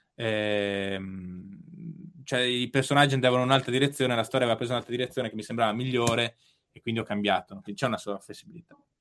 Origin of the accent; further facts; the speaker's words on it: Bolzano, Trentino-Alto Adige, Italy; moved away; a Bolzano c'è l'Oche su ghiaccio e io andavo allo stadio, ci vado tuttora quando torno a casa